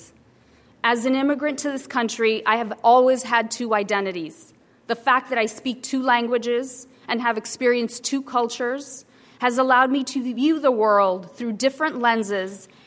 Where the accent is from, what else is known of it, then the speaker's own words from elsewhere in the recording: Salinas Valley, California, United States; also born or lived in Mexico; Growing up in the California Salinas Valley, we faced extreme poverty and lived in a migrant camp throughout the formative years of my life